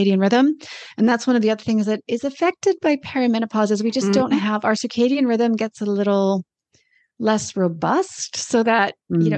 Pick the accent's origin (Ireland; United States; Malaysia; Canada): Canada; moved away as an adult; also born or lived in Australia; now in New Zealand; I'm Canadian